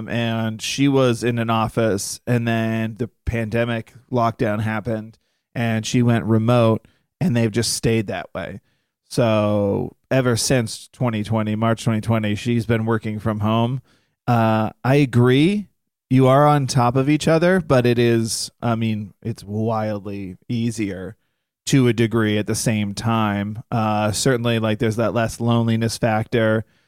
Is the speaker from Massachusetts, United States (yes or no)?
yes; Massachusetts, United States; moved away as an adult; now in New York, United States; We both moved out there at the same time, but she was moving from Oklahoma. I was from Massachusetts in New York.